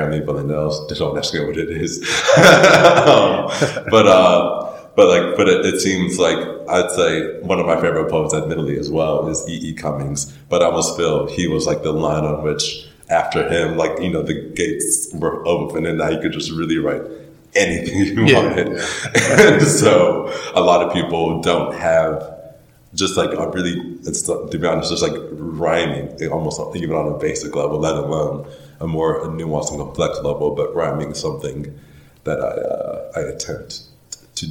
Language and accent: English; Charlotte, North Carolina, United States; also born or lived in Wilmington, North Carolina / Philadelphia, Pennsylvania; By the time I was in second grade, I was in Charlotte through high school and everything